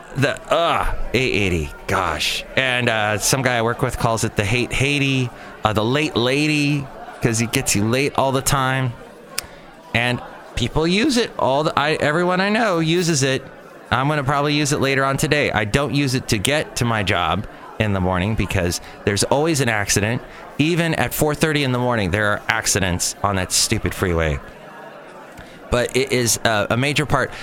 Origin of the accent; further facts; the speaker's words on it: Southern California, United States; now in San Francisco Bay Area, United States; I'm from Southern California